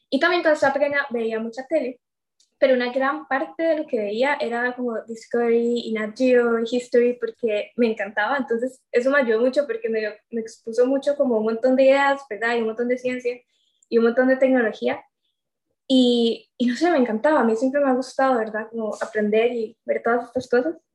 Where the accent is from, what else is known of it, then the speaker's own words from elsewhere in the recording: Limón, Costa Rica; also born or lived in Cartago; yo tengo 21 años, eh, yo soy de Limón, aquí crecí, y bueno, de hecho ahorita estoy acá, ¿verdad? Por, por la pandemia, pero si no fuera por eso, estaría en Cartago, porque yo estoy en el TEC estudiando ingeniería mecatrónica.